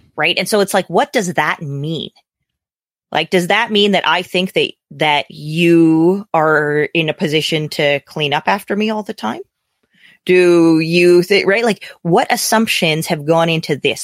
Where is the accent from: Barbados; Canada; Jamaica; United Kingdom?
Canada; as a Canadian, my politics are very different than your politics